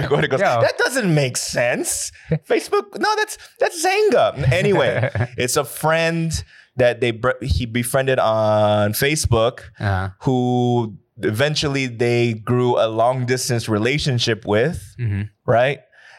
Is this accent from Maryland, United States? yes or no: no; California, United States; moved away as an adult; now in Korea; I'm from California.